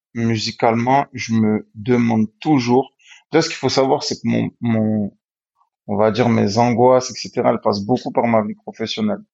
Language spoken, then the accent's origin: French; Marseille, Provence-Alpes-Côte d'Azur, France; je suis marseillais